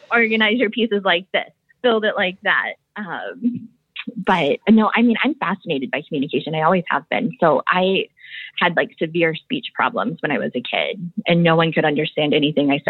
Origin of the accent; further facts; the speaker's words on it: Midwest, United States; born there; Oh, you know, I was born in the Midwest, but I don't really sound like I'm from the Midwest.